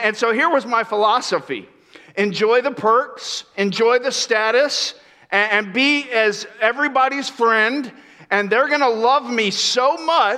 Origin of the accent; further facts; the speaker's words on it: Florida, United States; moved away as an adult; also born or lived in New York; I grew up in Florida where we had a couple hours of fall